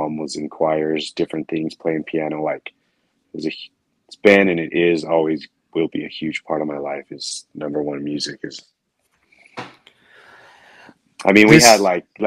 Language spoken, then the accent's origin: English; Orem, Utah, United States; I grew up in Orem, Utah.